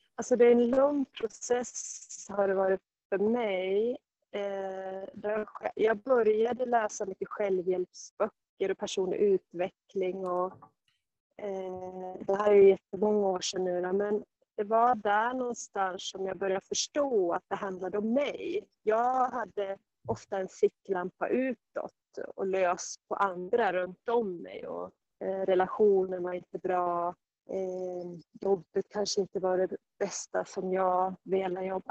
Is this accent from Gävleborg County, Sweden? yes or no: yes; Sandviken, Gävleborg County, Sweden; moved away as an adult; also born or lived in Stockholm; längta hemåt Sandviken